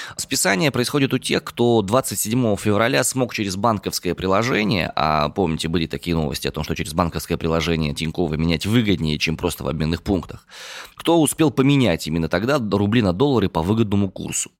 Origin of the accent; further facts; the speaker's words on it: Omsk, Omsk Oblast, Russia; родом я из Омска